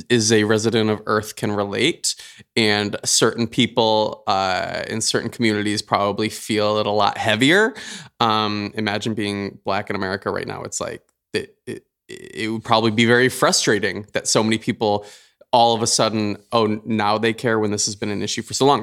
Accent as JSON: {"language": "English", "region": "Michigan", "country": "United States", "tie": "born or raised there", "moved": "yes", "said": "one of our good friends, Tessa Kanene, um, who we grew up with back in Michigan"}